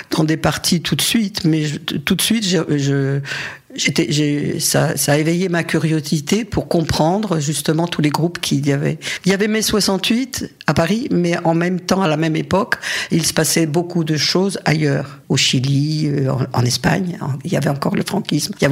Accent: Algeria; born there; j'ai des photos de lui quand je suis née en Algérie.

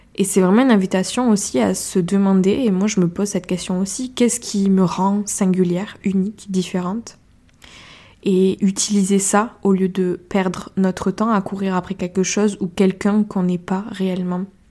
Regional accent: Ariège, Occitania, France; accent: Ariégeois; J'ai pris mon petit accent ariégeois

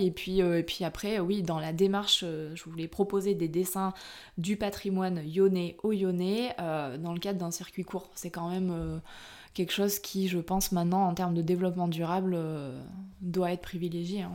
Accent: Brive-la-Gaillarde, Nouvelle-Aquitaine, France; moved away; à la base, je suis originaire de Brive-la-Gaillarde

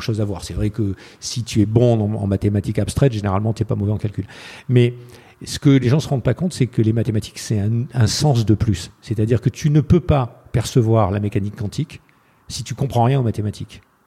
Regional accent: France; je suis un Français

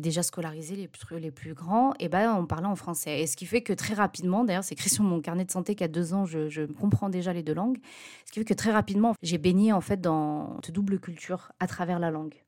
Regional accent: France; je suis née en France et mes parents sont immigrés.

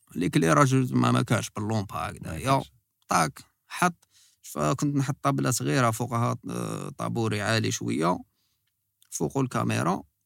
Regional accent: Algiers, Algiers Province, Algeria; كبرنا في في كارتي بوبيلار اللي هو باب الواد بين باب الواد والقصبه آه، تسمح حومتي اللي كبرت فيها

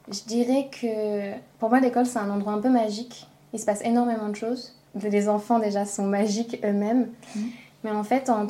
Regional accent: France; moved away as an adult; also born or lived in Denmark; now in Copenhagen, Denmark; j'ai 29 ans. Euh, j'ai grandi en France. Je suis arrivée au Danemark il y a 6 ans, 5 ou 6 ans.

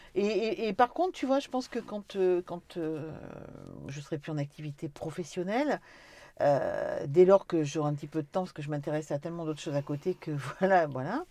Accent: Corrèze, Nouvelle-Aquitaine, France; on est des Corésiennes

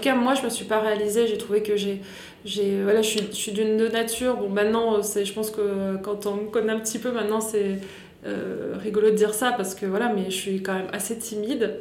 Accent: Grenoble, Auvergne-Rhône-Alpes, France; moved away as an adult; also born or lived in Manchester, England / Paris; je viens de Grenoble. Donc je suis née à Grenoble et j'y suis partie à l'âge de 19 ans

